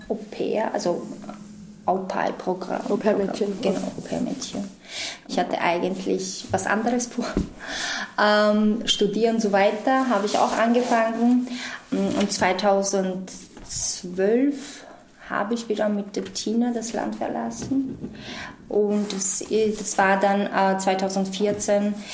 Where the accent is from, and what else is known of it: Georgia; born or raised there; German is a second language; moved away as an adult; also born or lived in Austria